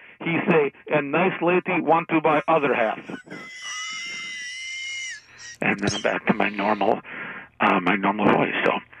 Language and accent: English; Texas, United States; But I'm from Texas.